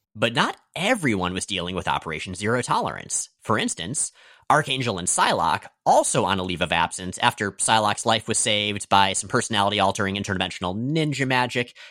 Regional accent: United States; I'm American

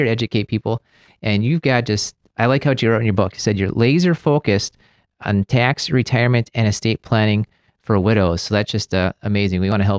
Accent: Maryland, United States; I'm out from Maryland, mostly originally, with my dad being from the military

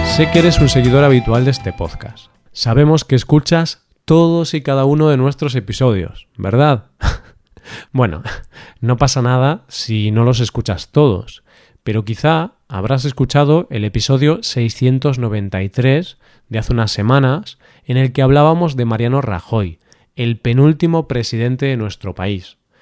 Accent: Spain; los españoles somos muy españoles

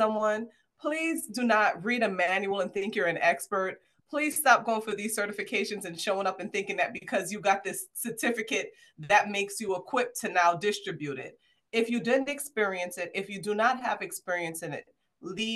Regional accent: New York City, New York, United States; I'm from Brooklyn. I'm a Brooklynite.

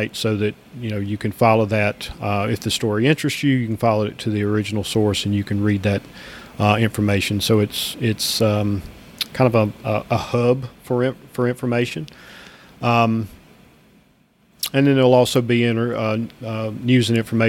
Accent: Georgia, United States; my home state of Georgia

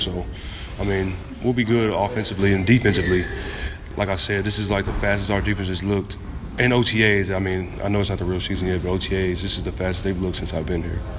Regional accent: Galveston, Texas, United States; moved away; my free camp that I do, uh, annually in my hometown of Galveston

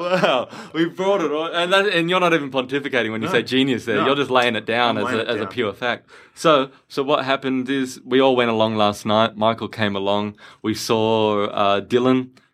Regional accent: Australia; I'm Australian, you know, and you know how people go, mate, I'm Australian. I grew up here.

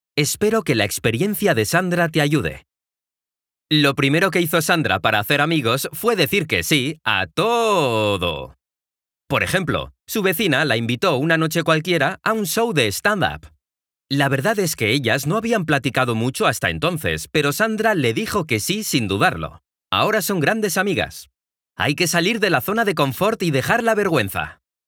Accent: Mexico; soy de México

